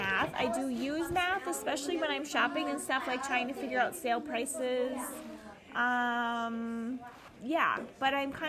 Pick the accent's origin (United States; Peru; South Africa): United States; Twin Valley, Minnesota; also born or lived in Ada, Minnesota / Pelican Rapids, Minnesota / Fargo-Moorhead / Sabin, Minnesota; now in Barnesville, United States; I grew up in the Twin Valley area, then we moved to Pelican Rapids. We lived out in the country and we lived in town. Then I moved to the Fargo-Moorhead area. Then when my husband and I got married, we moved to Sabin, and then we moved to Barnesville.